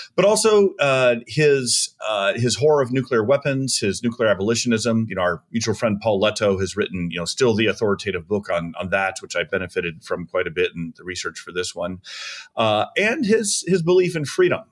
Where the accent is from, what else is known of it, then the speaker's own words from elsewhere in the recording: Tucson, Arizona, United States; so I grew up in Tucson, Arizona in the nineteen seventies and eighties